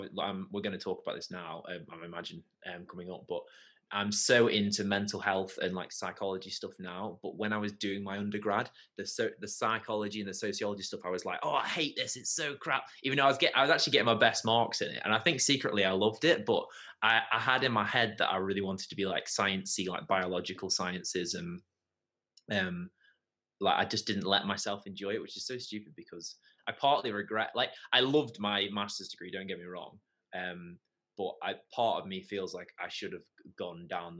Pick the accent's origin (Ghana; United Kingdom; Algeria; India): United Kingdom; Leek, West Midlands; now in Stoke, United Kingdom; I now actually live in Stoke, but I grew up in Leek. I have a weird, my accent isn't quite like a Stokey or Leaky accent because I went to uni at Durham University